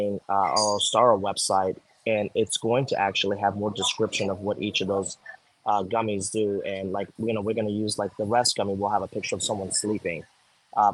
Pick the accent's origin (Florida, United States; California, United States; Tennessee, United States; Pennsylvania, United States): Florida, United States; Miami; I grew up in Florida. Yeah, well, I grew up in Miami